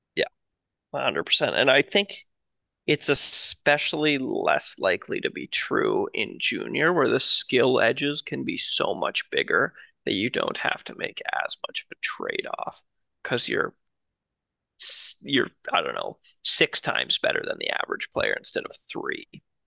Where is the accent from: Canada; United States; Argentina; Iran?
Canada; as a Canadian